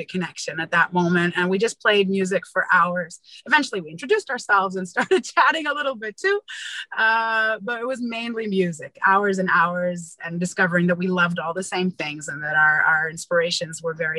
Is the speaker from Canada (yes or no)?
yes; Montreal, Quebec, Canada; moved away; also born or lived in Israel / India; Tom and I ended up going back to Montreal, my hometown